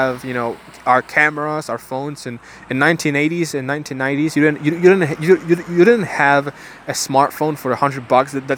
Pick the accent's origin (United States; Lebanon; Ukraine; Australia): Ukraine; now in Bulgaria; I was born in Ukraine